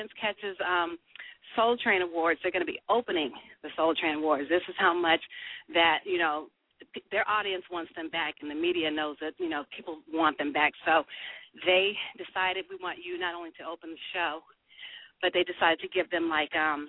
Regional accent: Sacramento, California, United States; moved away; Does your audience know I'm from Sacramento?

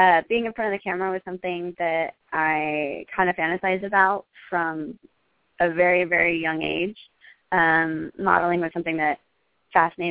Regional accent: Idaho, United States; also born or lived in Southern California; now in Los Angeles, United States; I was born in Southern California, but I grew up in Idaho

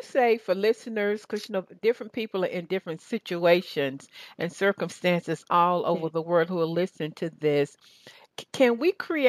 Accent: Southern United States, United States; accent: Southern; I'm losing my Southern accent.

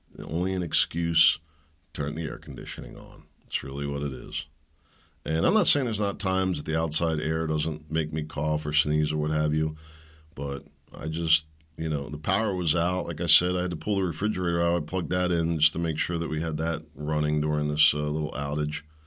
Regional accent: Pennsylvania, United States; I grew up playing in Pennsylvania's creeks, the streams, the woods, tracking animals

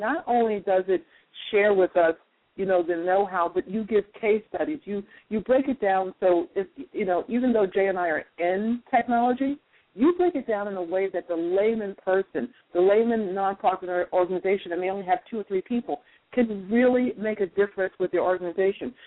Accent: North Carolina, United States; moved away; I'm originally from North Carolina

